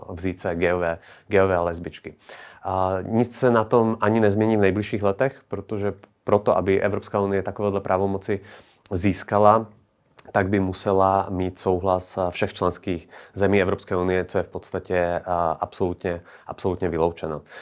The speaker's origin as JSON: {"language": "Czech", "country": "Slovakia", "moved": "yes", "lives_now": "Czech Republic", "said": "Já sám jsem ze Slovenska"}